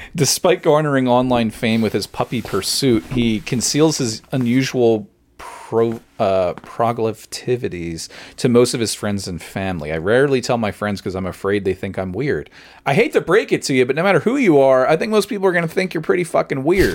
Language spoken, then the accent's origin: English; Long Branch, New Jersey, United States; growing up in Long Branch